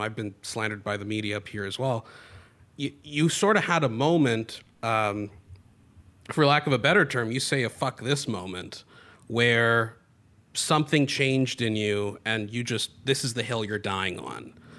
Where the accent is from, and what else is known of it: Canada